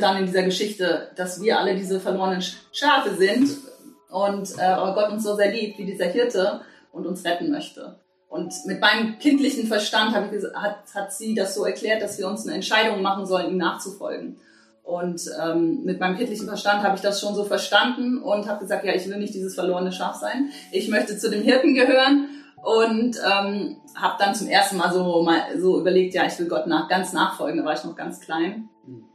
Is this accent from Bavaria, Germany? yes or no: no; Bad Kreuznach, Rhineland-Palatinate, Germany; ich bin hier in Bad Kreuznach geboren